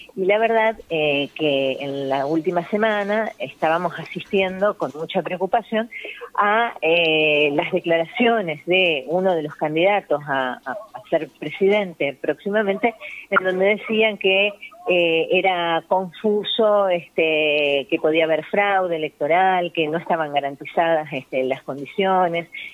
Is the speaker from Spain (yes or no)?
no; Argentina; todos los argentinos y las argentinas